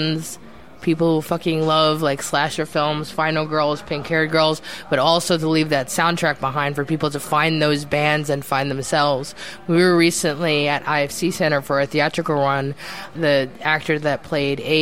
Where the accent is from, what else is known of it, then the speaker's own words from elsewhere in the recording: New York City, New York, United States; since I am from the New York City scene, we all listen to New York hardcore